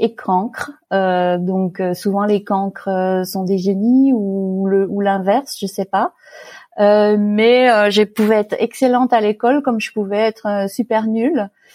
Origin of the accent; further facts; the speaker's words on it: Fayence, Provence-Alpes-Côte d'Azur, France; moved away as an adult; also born or lived in Paris region / Middle East / Pays-d'Enhaut, Switzerland; now in Switzerland; j'ai grandi euh, dans une très jolie propriété dans la région parisienne, euh, la première partie de ma vie. Ensuite, mes, parents ont déménagé et on est allé dans la Garrigue, euh, dans le sud de la France, dans un petit village qui s'appelait Fayence